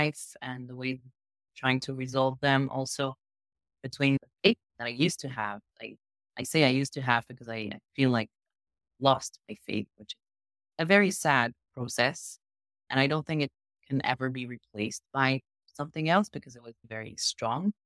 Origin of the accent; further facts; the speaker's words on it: France; English is a second language; moved away as an adult; also born or lived in Israel; now in Southern Israel, Israel; I'm originally French. I was born in France. I grew up both in France and Israel.